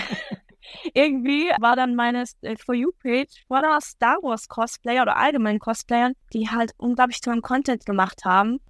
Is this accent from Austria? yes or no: no; Switzerland; Ich bin aus der Schweiz.